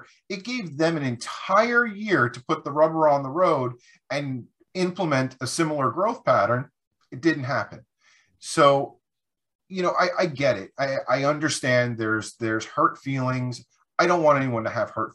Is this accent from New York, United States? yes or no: yes; New York, United States; moved away as an adult; now in North Carolina, United States; I'm born and raised in New York. I moved down to North Carolina in 2007